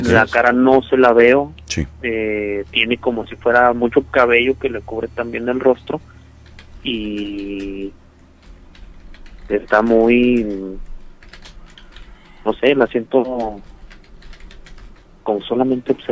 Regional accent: Michoacán, Mexico; now in Chihuahua, Mexico; no soy de aquí de Chihuahua, yo soy de, Michoacán, estaba escuchándolos con el reportaje que hicieron de allá.

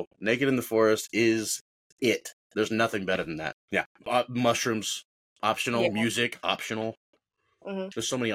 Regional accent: Colorado Springs, Colorado, United States; I'm from Colorado Springs

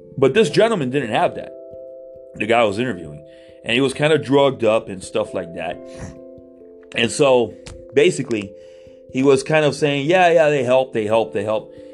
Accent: Miami, Florida, United States; I was born and raised in Miami, Florida

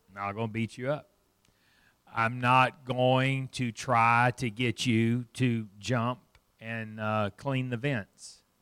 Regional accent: Fort Smith, Arkansas, United States; I grew up in Fort Smith, Arkansas, not, not far from here

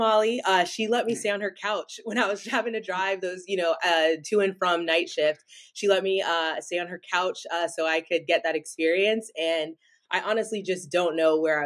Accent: Raleigh, North Carolina, United States; I'm from Raleigh, North Carolina, shout out 919

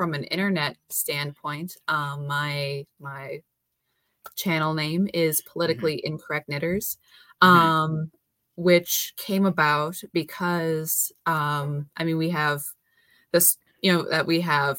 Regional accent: South Dakota, United States; Born and raised in South Dakota. I still live here

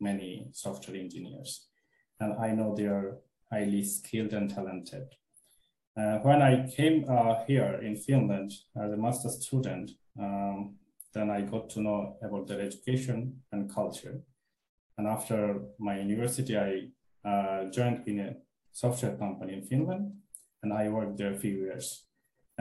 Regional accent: Bangladesh; moved away; I'm from Bangladesh

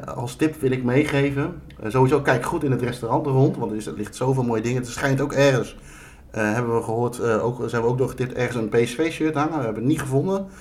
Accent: Netherlands; dat we uit Nederland kwamen, verre reis hadden gemaakt

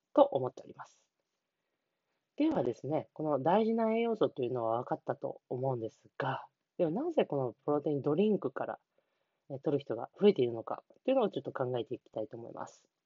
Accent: Niigata, Japan; 地元新潟

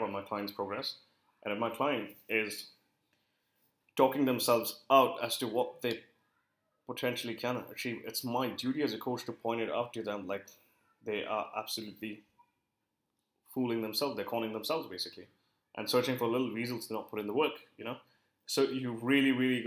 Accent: India; I work with a lot of Indian clients because I am Indian

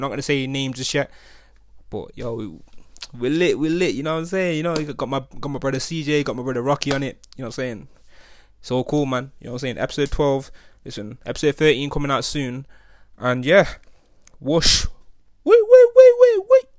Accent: Nottingham, East Midlands, United Kingdom; growing up in Nottingham

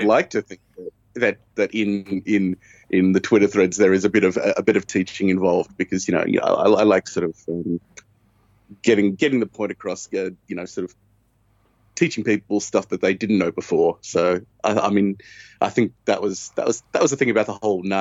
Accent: Australia; moved away as an adult; also born or lived in Stuttgart, Germany / Great Yarmouth, England; now in United Kingdom; I'm originally from Australia. I moved to the UK about 5 years ago

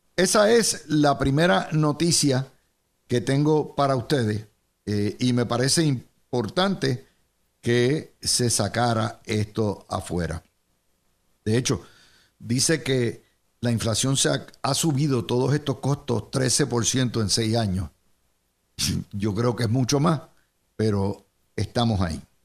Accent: Puerto Rico; somos esclavos de el Estado socializado puertorriqueño

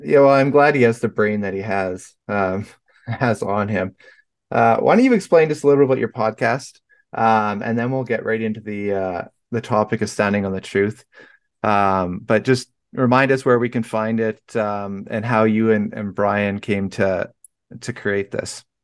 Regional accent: Vancouver, British Columbia, Canada; moved away; I'm from Vancouver, B C originally, so that's, like, right on the ocean.

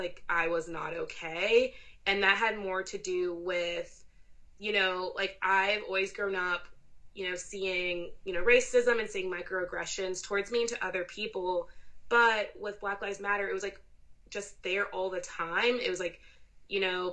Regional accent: United States; I'm second generation American and that's part of my identity, like my parents, you know, being from Zimbabwe

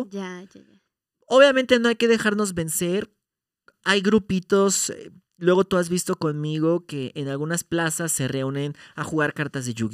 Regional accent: Mexico; tenemos nuestro encanto. Como mexicanos.

